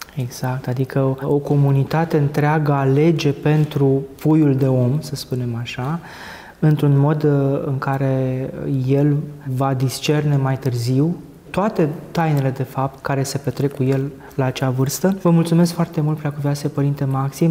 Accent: Romania; mulți dintre noi ca creștini ortodoxi, ca români

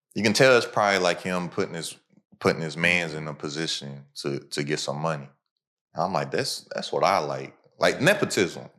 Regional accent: United States; my hometown is a hour away from Cincinnati, like a hour away from Louisville.

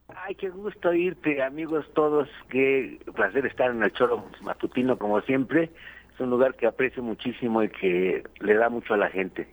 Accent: Mexico; los mexicanos adoptamos todas las costumbres del mundo

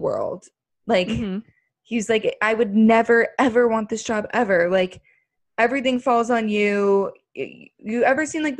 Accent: United States; it's been embedded in us as Americans

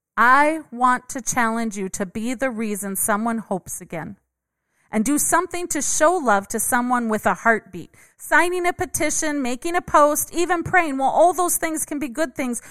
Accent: Minnesota, United States; I grew up in Minnesota

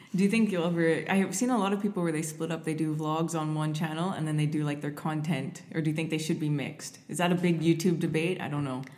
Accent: Canada

